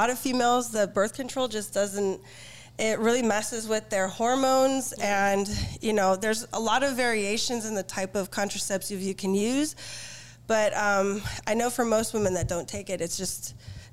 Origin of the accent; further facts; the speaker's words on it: Downey, California, United States; I'm from Los Angeles, Downey